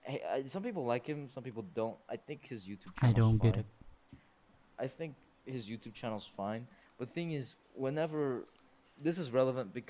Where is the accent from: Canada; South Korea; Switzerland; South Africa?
South Korea; English is a second language; also born or lived in United States; now in United Arab Emirates; I am Korean, South Korean.